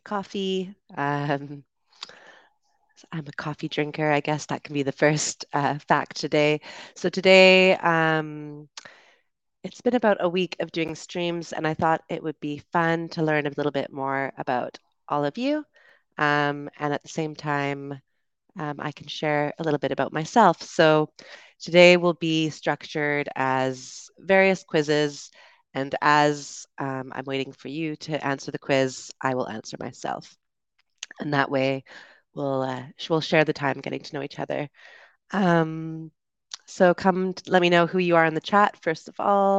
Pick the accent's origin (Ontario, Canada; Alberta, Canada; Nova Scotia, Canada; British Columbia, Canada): British Columbia, Canada; Vancouver Island; moved away as an adult; also born or lived in United Kingdom; I was born in North America in Vancouver, Canada, and I grew up on Vancouver Island, which is just an hour and a half from Vancouver on the west coast of Canada.